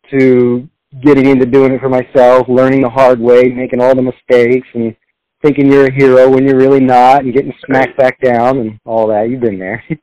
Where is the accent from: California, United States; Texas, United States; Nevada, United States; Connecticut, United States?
Texas, United States; moved away; Uh, I'm from Texas originally. That's where I was born.